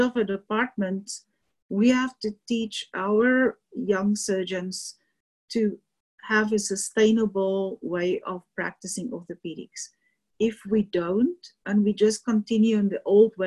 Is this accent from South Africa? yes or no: yes; South Africa; moved away as an adult; also born or lived in Louisiana; now in Colorado, United States; I'm South African, born and trained